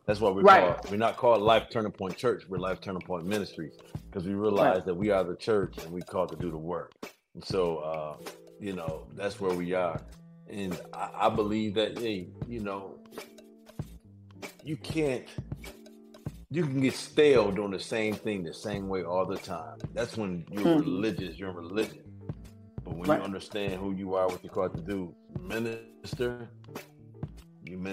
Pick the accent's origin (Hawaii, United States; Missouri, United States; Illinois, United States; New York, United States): New York, United States; Buffalo; I'm from Buffalo